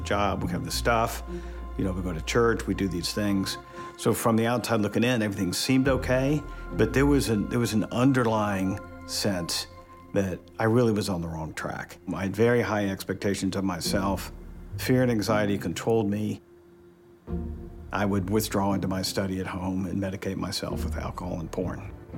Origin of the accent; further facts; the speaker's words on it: Atlanta, Georgia, United States; now in Dallas, United States; I'm originally from Atlanta